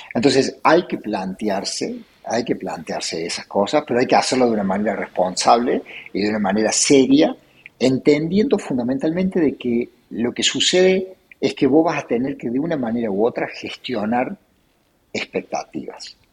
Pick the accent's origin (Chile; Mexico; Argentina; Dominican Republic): Argentina; Córdoba; Nací en Córdoba, eh, me crié en Córdoba, en un barrio este, de la zona sur de la ciudad, barrio Jardín